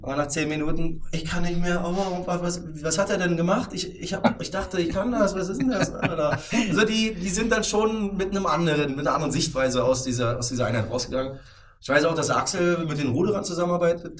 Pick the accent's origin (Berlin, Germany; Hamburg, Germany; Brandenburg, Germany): Brandenburg, Germany; Potsdam; ich fühle mich sogar sehr wohl hier in Potsdam. Ähm, wie du ja vorhin schon mal kurz anklingen lassen hast, ich bin hier geboren, aufgewachsen, habe hier studiert.